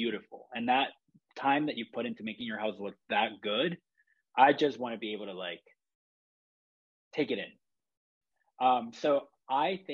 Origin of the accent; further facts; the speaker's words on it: Chile; now in San Francisco, United States; I grew up in Chile, that's where I'm from